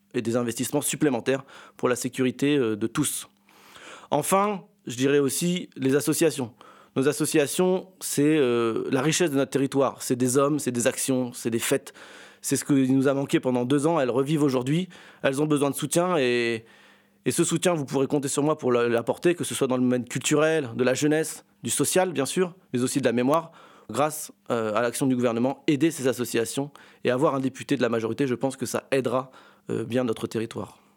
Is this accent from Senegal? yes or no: no; Compiègne, Hauts-de-France, France; Je suis né à Compiègne, je suis un enfant du territoire